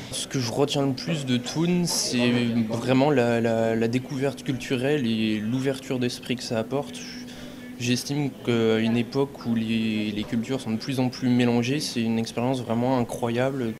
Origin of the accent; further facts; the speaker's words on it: France; now in Germany; quand on est français